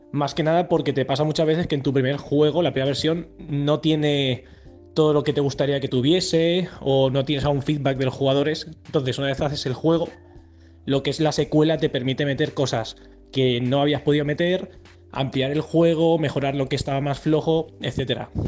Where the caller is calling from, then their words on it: Alicante, Valencian Community, Spain; de Alicante